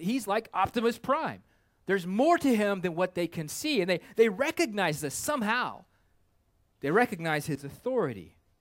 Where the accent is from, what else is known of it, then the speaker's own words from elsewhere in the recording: Kansas, United States; I'm a landlubber from Kansas